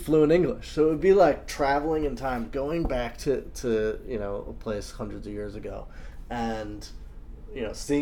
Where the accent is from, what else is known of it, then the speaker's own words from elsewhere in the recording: New York City, New York, United States; I'm from New York City